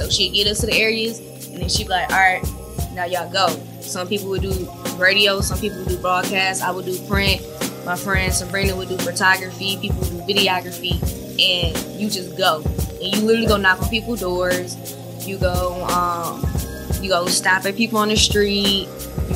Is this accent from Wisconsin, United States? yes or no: yes; Milwaukee, Wisconsin, United States; moved away as an adult; now in Atlanta, United States; I'm born and raised in Milwaukee. North side of Milwaukee